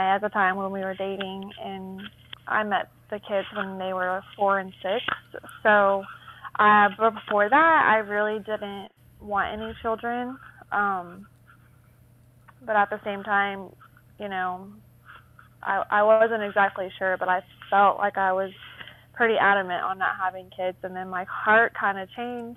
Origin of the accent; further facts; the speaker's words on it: Burleson, Texas, United States; I'm from Burleson, Texas